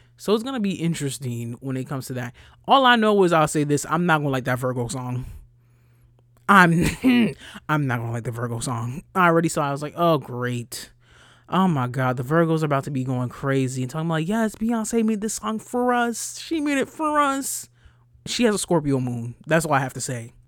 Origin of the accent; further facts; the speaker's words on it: Rockland County, New York, United States; I'm from Rockland County